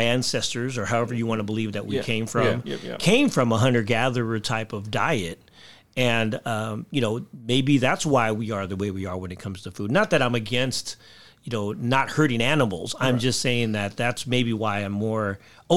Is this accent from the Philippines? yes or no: yes; Philippines; I'm Filipino